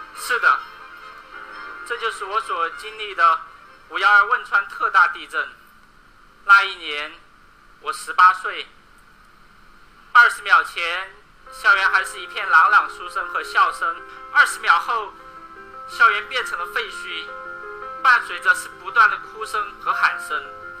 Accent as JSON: {"language": "Chinese", "town": "Beichuan", "region": "Sichuan", "country": "China", "said": "我来自四川北川"}